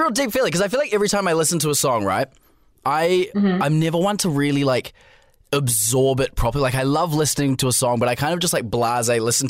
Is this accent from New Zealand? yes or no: yes; New Zealand; as like a New Zealander who hasn't really like been and like stayed in like